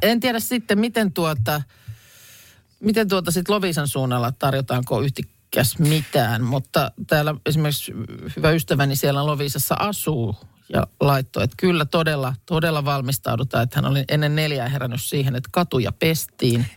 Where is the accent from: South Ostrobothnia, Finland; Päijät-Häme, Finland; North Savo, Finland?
Päijät-Häme, Finland; Lahti; Lahteen ei nyt liitetä juuri mitään, mistä itse olen kotoisin.